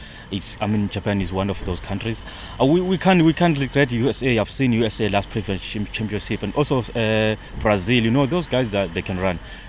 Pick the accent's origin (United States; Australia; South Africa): South Africa